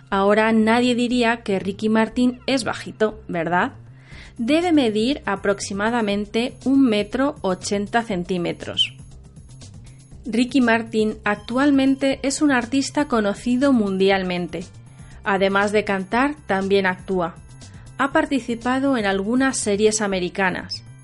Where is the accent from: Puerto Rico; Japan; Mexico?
Japan; Tokyo; Spanish is a second language; moved away as an adult; now in Alcalá de Henares, Spain; soy de Tokio, centro de Japón.